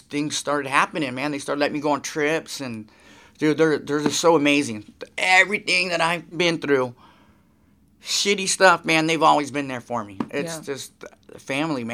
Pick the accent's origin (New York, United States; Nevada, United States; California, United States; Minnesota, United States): California, United States; Santa Cruz; also born or lived in Antioch, California / Modesto, California; I grew up a little bit in Modesto, and then I like where my skating really took off was in Santa Cruz